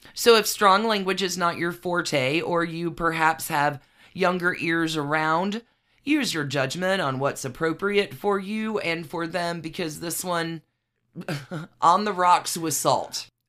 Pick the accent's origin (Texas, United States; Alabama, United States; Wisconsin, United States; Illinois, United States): Alabama, United States; I am from Alabama